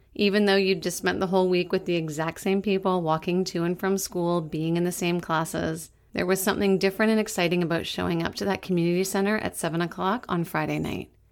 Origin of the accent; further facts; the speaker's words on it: Meaford, Ontario, Canada; moved away; I wondered when I'd be back, to the place that shaped me